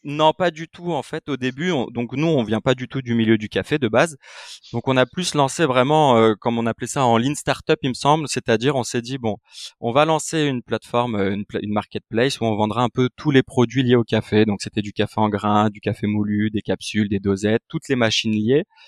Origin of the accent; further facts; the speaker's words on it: Île-de-France, France; je suis né en France, euh, je suis né en 92 donc euh, moi euh, je suis né en France